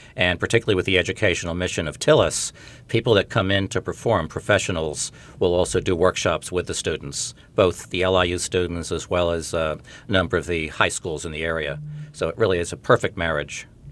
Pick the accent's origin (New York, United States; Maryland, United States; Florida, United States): New York, United States; Glen Cove; I grew up in Glen Cove, New York, not far from the campus here